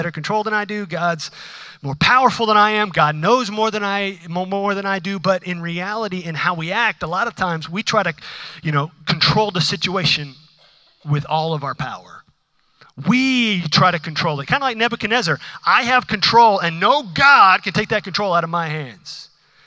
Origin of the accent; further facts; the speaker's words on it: United States; I'm an American